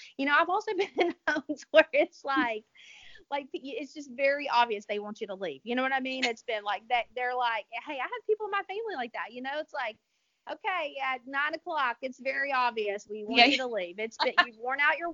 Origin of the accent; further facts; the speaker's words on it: Louisiana, United States; I'm from Louisiana